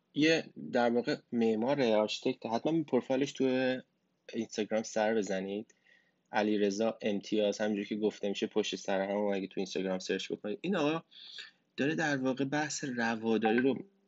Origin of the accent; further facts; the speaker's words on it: Iran; من تو ایران بزرگ شدم